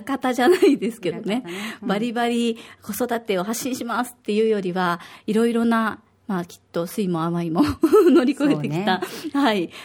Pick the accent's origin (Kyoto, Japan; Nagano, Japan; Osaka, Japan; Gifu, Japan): Osaka, Japan; now in Okinawa, Japan; 大阪出身で、小学五年生と三年生の二人の子育て真っ最中です